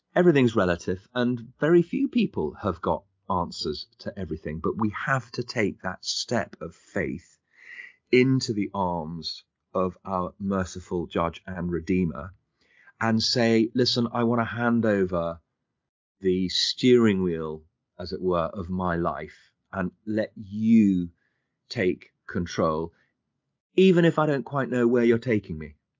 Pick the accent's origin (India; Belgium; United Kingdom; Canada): United Kingdom; London; I was born and bred in London.